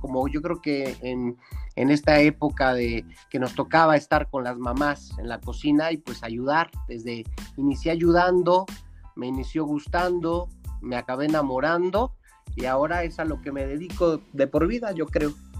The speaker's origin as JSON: {"language": "Spanish", "town": "Cholula", "region": "Puebla", "country": "Mexico", "tie": "born or raised there", "also_born_or_lived": "Chipilo", "said": "en la ciudad que somos originarios. Digo, yo soy orgullosamente cholulteca, con parte ascendente eh, en Chipilo, ¿no? Que son dos ciudades pues muy conocidas de Puebla, pero al fin soy poblano"}